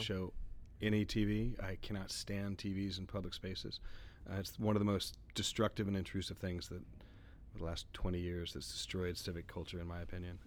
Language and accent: English; Texas, United States; my background as a Texan